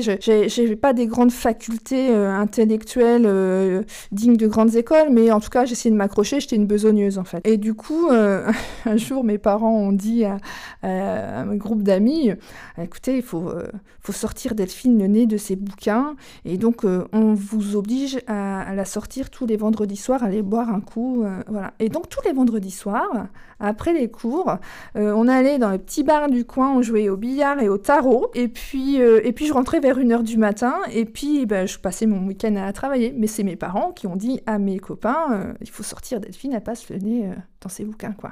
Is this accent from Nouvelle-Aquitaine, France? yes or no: yes; Charente, Nouvelle-Aquitaine, France; also born or lived in Auvergne; now in Normandy, France; Je suis euh, charentaise de naissance et maintenant je suis normande d'adoption depuis 16 ans. Et entre deux, j'ai été auvergnate.